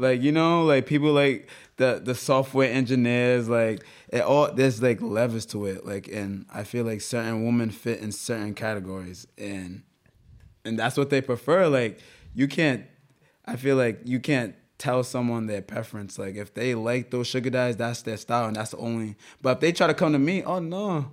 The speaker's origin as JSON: {"language": "English", "region": "Rhode Island", "country": "United States", "said": "we're from Rhode Island, bro. Everybody knows everybody."}